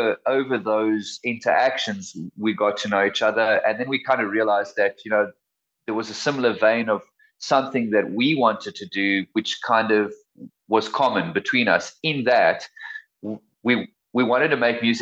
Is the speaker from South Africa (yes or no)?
yes; South Africa; being a South African band and being South Africans